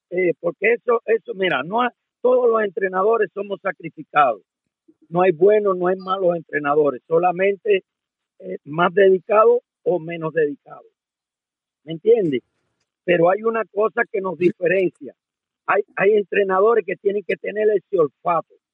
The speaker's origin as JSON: {"language": "Spanish", "country": "Cuba", "moved": "as an adult", "said": "yo me fui de Cuba cuando todos unos cuantos entrenadores que están ahora ahí haciéndose los bárbaros se escondían de mí, porque yo fui el primer entrenador de línea de Cuba que se quedó."}